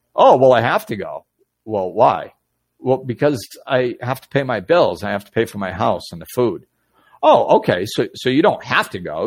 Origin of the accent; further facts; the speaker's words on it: Massachusetts, United States; moved away; Nicole and Buddy are watching who I grew up with in Massachusetts.